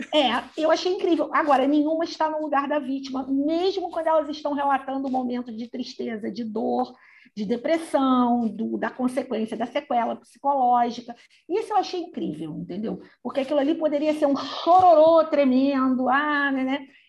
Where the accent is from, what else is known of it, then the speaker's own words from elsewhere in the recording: Brazil; nós somos brasileiros